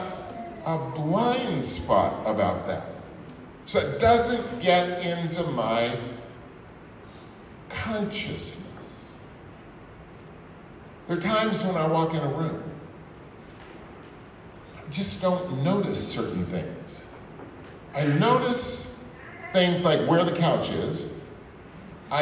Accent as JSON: {"language": "English", "region": "Texas", "country": "United States", "moved": "as an adult", "lives_now": "Ipswich, United States", "said": "I'm from Texas"}